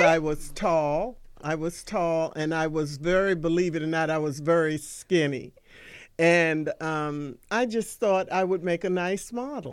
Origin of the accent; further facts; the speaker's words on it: Washington, District of Columbia, United States; moved away as an adult; also born or lived in Prince George's County, Maryland; I am one of the few native Washingtonians. I was born and raised in Washington, D C.